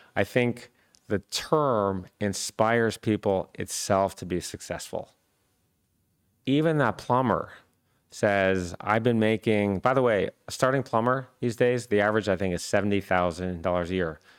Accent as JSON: {"language": "English", "region": "Michigan", "country": "United States", "tie": "born or raised there", "said": "I grew up in Michigan"}